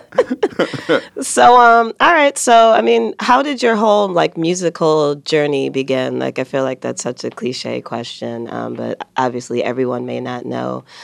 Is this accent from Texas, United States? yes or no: no; Rochester Hills, Michigan, United States; also born or lived in Detroit; I was born in Detroit. I grew up in Rochester Hills, but my family are West Siders